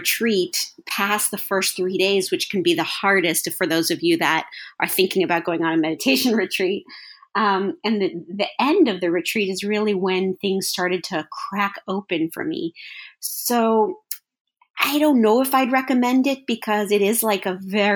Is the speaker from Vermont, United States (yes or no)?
no; Los Angeles, California, United States; I was born in Los Angeles